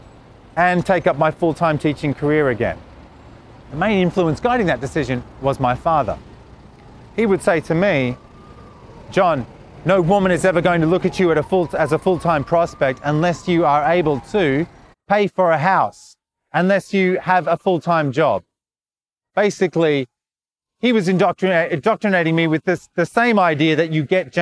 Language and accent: English; Australia; also born or lived in Sydney; I'm Australian.